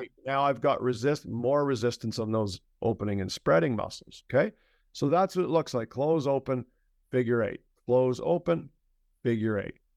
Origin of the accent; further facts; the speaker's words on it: Canada; I'm a Canadian